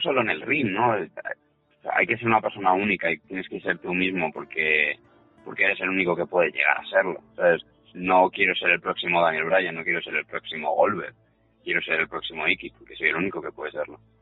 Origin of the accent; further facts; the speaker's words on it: Spain; siendo español